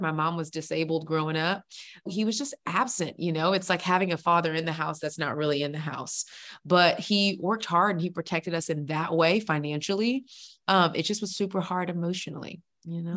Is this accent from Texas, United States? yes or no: yes; Houston, Texas, United States; now in Atlanta, United States; I'm originally from Houston, Texas, best state in the world